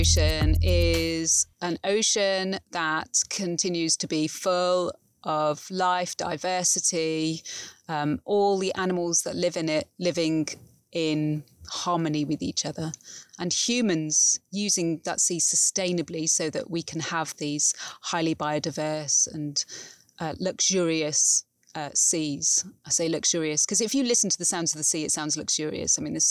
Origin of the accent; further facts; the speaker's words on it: Derbyshire, East Midlands, United Kingdom; So I grew up in Derbyshire, so I was nowhere near the sea